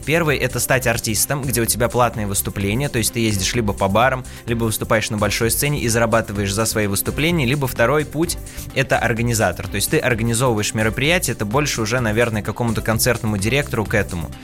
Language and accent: Russian; Penza, Penza Oblast, Russia; я вообще родился в городе Пенза, но корни у меня уходят на Кавказ. То есть, у меня родители родом из Дагестана